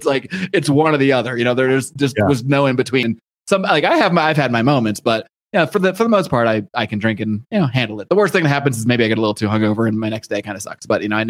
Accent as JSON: {"language": "English", "town": "Buffalo", "region": "New York", "country": "United States", "tie": "born or raised there", "also_born_or_lived": "Connecticut, United States / Los Angeles, United States", "moved": "yes", "said": "So, since I grew up in the East Coast and the Northeast. So I actually grew up in Buffalo, New York, and then Connecticut."}